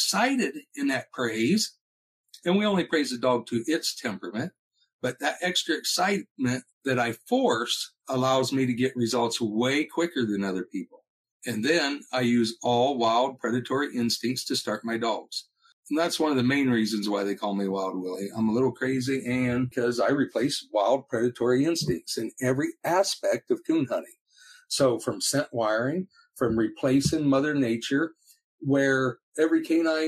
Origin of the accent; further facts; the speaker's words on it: Northwest Ohio, United States; I'm from Northwest Ohio